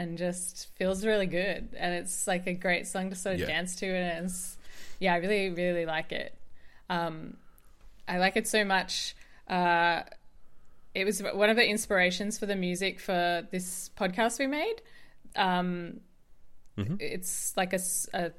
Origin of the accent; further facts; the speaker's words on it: Tasmania, Australia; I grew up in Tasmania, which is probably about the same size as Ireland